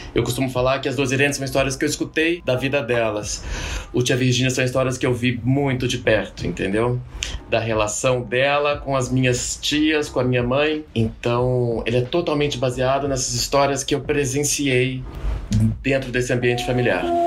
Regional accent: Goiânia, Goiás, Brazil; eu sou de Goiânia

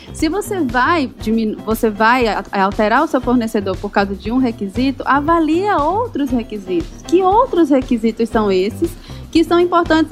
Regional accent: Eusébio, Ceará, Brazil; Eu falo aqui de Fortaleza. Na verdade, Eusébio, Ceará

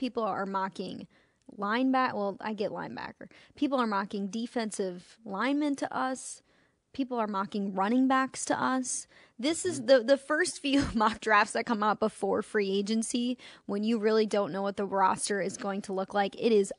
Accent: Chicago, Illinois, United States; I'm from Chicago, spent 18 years of my life there, and it feels like Chicago outside.

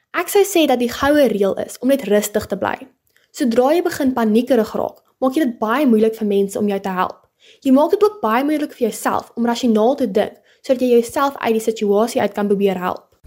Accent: Paarl, Western Cape, South Africa; Ek bly nog my hele lewe lank in die Parel

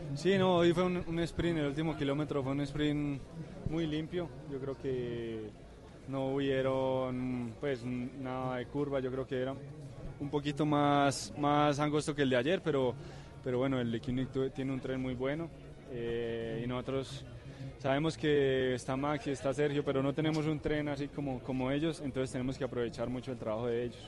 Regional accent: Sogamoso, Boyacá, Colombia; acá en mi tierra, en Sogamoso en Colombia

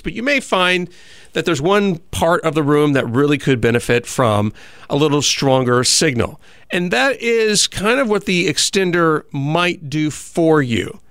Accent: Southern California, United States; moved away; I come from Southern California

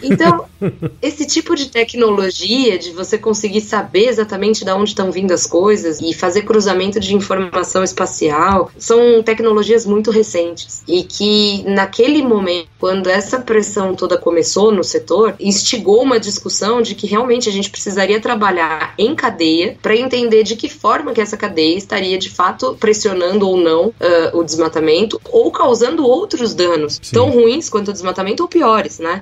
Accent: São Paulo, Brazil; also born or lived in Campinas / Botucatu; fui criada em São Paulo, na vida toda aqui

